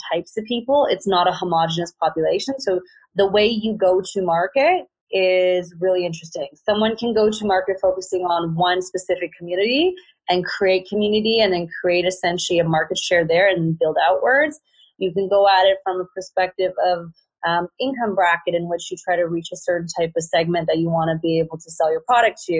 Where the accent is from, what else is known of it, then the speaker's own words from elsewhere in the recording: Vancouver, British Columbia, Canada; I'm from Vancouver.